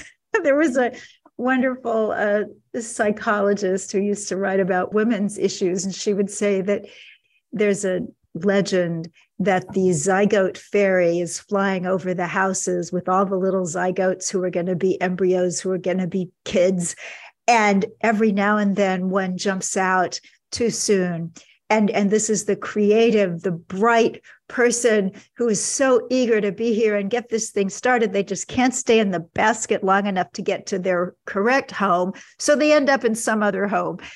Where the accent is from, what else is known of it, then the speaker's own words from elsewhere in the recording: Kansas City, Missouri, United States; my hometown of Kansas City